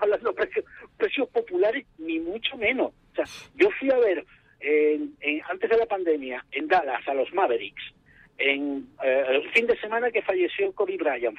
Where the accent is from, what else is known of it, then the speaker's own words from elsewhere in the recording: Spain; now in Sheffield, United Kingdom; somos españoles y tenemos hijos